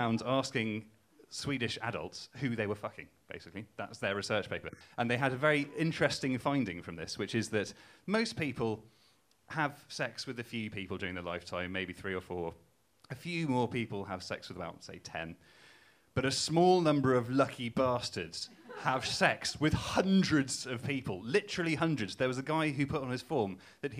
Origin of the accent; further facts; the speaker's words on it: Newcastle upon Tyne, North East England, United Kingdom; I'm not from Cambridge, as you can tell from my accent. I'm from Newcastle